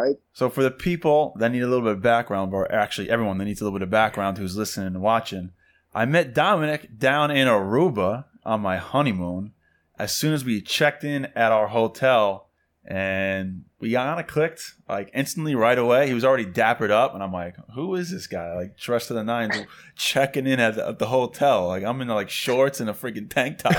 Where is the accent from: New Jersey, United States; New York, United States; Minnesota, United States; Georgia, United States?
New York, United States; We're from New York, you know, a bunch of big Italian family